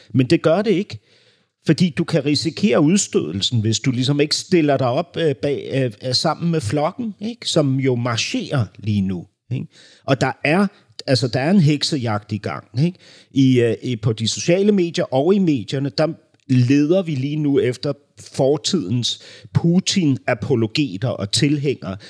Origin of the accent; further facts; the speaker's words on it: Berlin, Germany; moved away; jeg voksede jo op, klods op af den der Berlinmur, ikke? fordi min barndom udspillede sig i Vestberlin